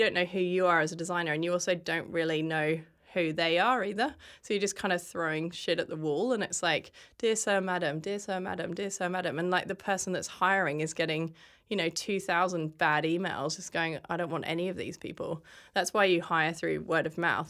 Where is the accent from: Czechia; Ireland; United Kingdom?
United Kingdom; England; moved away as an adult; now in Australia; I grew up in England, and when I was fourteen, my parents brought me here on holiday